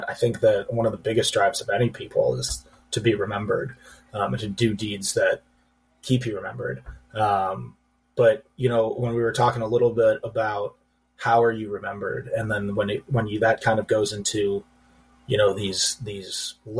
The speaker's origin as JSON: {"language": "English", "town": "Chicago", "region": "Illinois", "country": "United States", "tie": "born or raised there", "said": "I grew up in Chicago, served in the Army"}